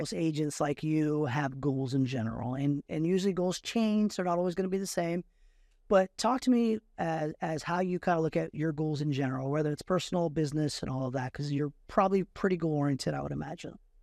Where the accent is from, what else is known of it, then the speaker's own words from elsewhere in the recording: Fremont, California, United States; I grew up in Fremont, and Fremont's changed over and over again